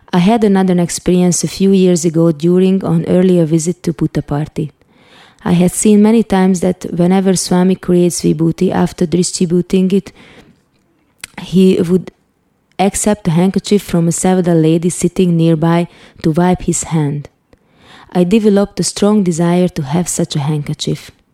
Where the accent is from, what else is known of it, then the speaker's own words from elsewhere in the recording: Hungary; also born or lived in Budapest; I was born in Budapest, Hungary in 1976, the communist rule was on